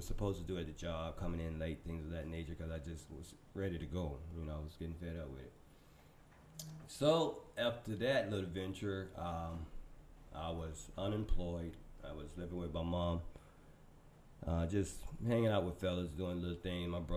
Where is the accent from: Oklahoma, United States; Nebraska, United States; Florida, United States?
Florida, United States; Tampa; I was born here in Tampa